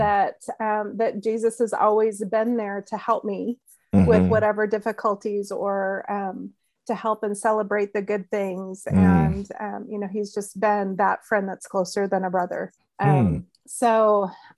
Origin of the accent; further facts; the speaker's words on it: New Mexico, United States; And I grew up in New Mexico, and I grew up in the Nazarene church.